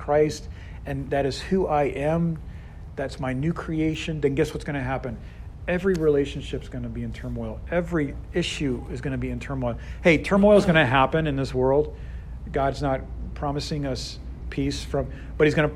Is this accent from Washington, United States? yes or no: no; Boston, Massachusetts, United States; now in Houston, United States; I'm from Boston